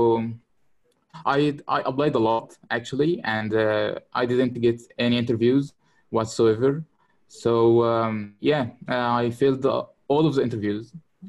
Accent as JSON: {"language": "English", "town": "Kafr El Sheikh", "region": "Kafr El Sheikh Governorate", "country": "Egypt", "said": "From Egypt, Kafr el Sheikh."}